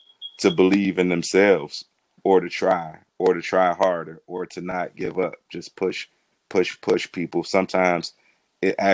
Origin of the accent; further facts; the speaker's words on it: Cleveland, Ohio, United States; I am from Cleveland, Ohio. Born and raised on the east side of Cleveland, Ohio